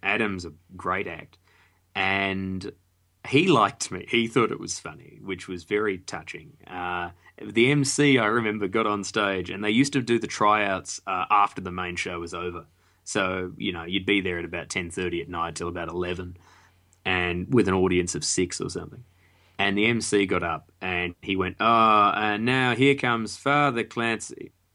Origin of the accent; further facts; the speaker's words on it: Australia; we were all Australian as well